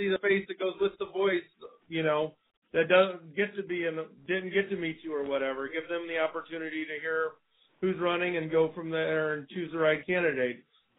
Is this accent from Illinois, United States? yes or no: yes; Waterloo, Illinois, United States; now in Red Bud, United States; I grew up in Waterloo